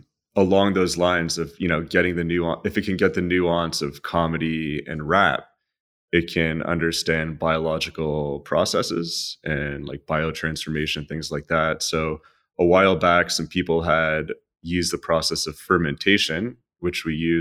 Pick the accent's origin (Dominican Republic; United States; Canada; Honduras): Canada; I don't know if it's because I'm Canadian.